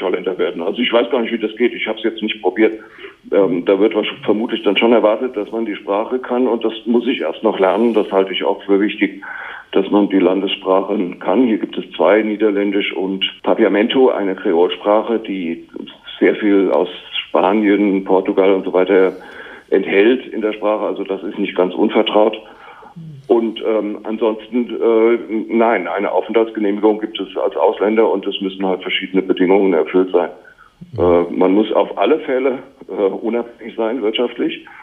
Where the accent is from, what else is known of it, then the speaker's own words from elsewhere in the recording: Germany; moved away as an adult; als Deutscher